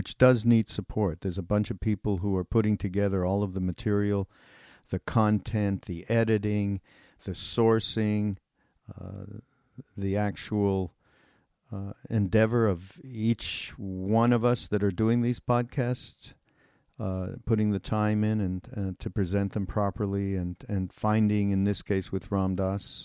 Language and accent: English; Montreal, Quebec, Canada; my hometown in Montreal